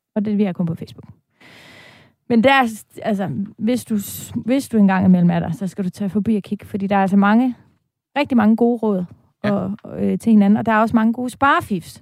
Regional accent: Denmark; moved away as an adult; now in Copenhagen, Denmark; Vi er jyder, bosat, ja. udstationeret i København

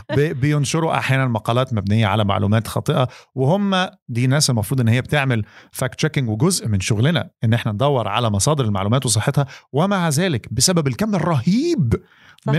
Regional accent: Egypt; عندنا في مصر

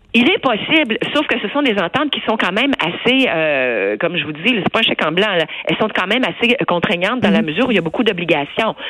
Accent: Quebec, Canada

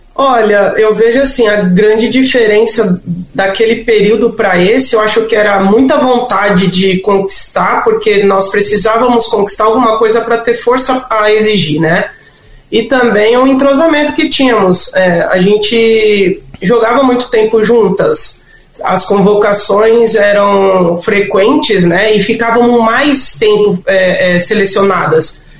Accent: São Paulo, Brazil; eu e meu irmão nascemos em São Paulo

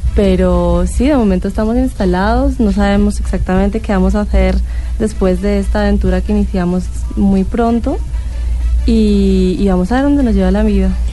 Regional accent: Catalonia, Spain; moved away; yo soy catalana

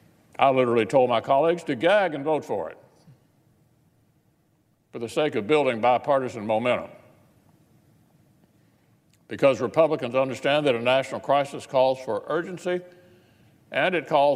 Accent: Kentucky, United States; In my home state of Kentucky, the governor has effectively paused commerce across the state, and our unemployment system crashed due to demand.

